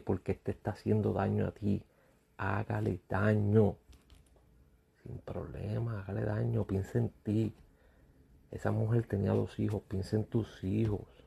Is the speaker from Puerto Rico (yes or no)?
yes; Puerto Rico; siendo uno puertorriqueño